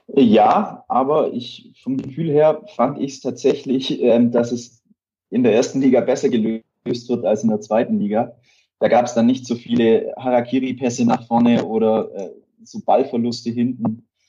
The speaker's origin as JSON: {"language": "German", "town": "Ravensburg", "region": "Baden-Württemberg", "country": "Germany", "said": "Ich komme auch aus Ravensburg, ist ja auch Oberschwaben"}